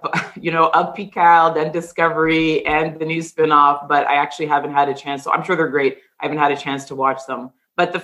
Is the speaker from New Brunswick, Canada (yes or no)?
no; Toronto, Ontario, Canada; I'm someone who was born and raised in the Greater Toronto area